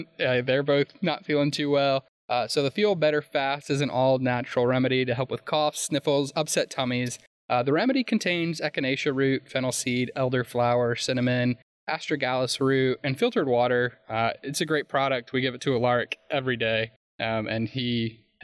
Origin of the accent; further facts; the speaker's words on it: Virginia, United States; now in Katy, United States; two friends I grew up with in Virginia